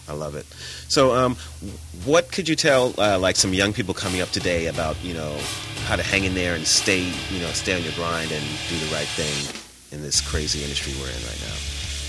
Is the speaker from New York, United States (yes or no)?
yes; New York, United States; My thing, but I'm from New York, and I'm a proud New Yorker, and I never give that up.